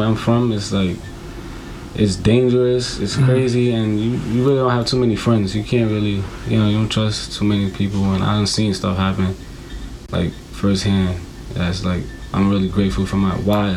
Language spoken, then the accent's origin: English; New York City, New York, United States; Boogie Down, Bronx. That's where I'm from, around like 167, Finley. Yeah, that's where I grew up